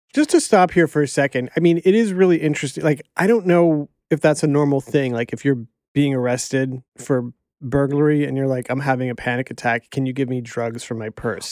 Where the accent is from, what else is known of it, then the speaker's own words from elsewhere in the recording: Miami, Florida, United States; growing up in Miami, there was a Hooters near my grandparents